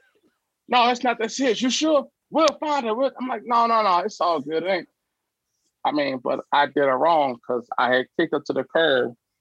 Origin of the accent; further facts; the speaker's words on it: Chicago, Illinois, United States; also born or lived in Troy, Alabama; I grew up in the Chicagoland area